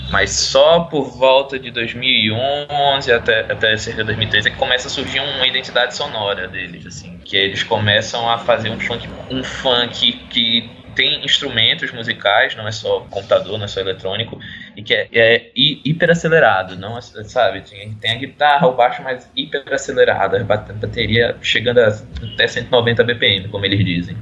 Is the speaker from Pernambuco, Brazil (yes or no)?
yes; Recife, Pernambuco, Brazil; Eu sou de Recife